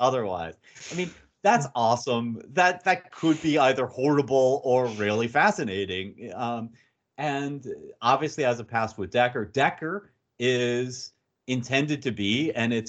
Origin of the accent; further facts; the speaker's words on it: United States; I'm an American